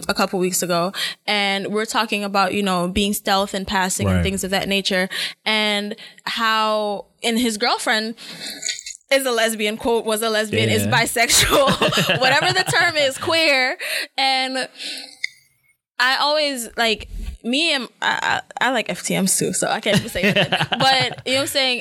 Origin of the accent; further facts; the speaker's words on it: Jamaica; moved away; I was born in Jamaica, but I haven't lived in Jamaica in a long time